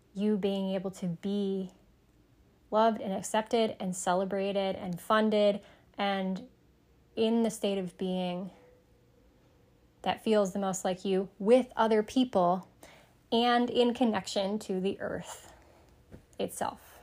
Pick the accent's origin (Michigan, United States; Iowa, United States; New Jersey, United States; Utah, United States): Michigan, United States; Sterling Heights; I grew up in Sterling Heights, Michigan